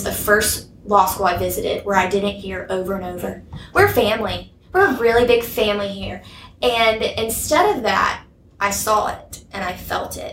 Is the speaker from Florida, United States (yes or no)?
no; Alabama, United States; moved away; I'm from Alabama